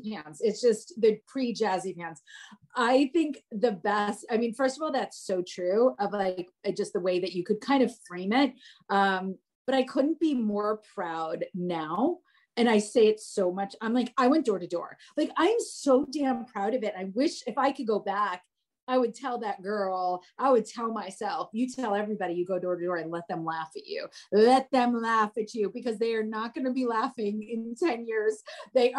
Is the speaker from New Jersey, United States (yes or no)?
yes; New Jersey, United States; moved away; also born or lived in Atlanta; I'm from New Jersey